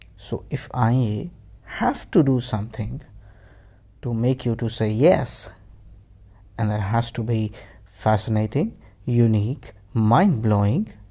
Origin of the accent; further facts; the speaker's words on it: India; I'm an Indian. I love my country and I love my language.